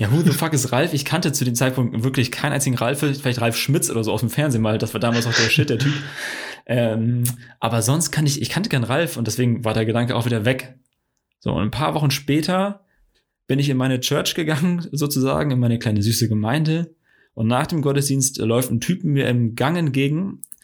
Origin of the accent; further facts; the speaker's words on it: Friesland, Lower Saxony, Germany; ich bin aus Friese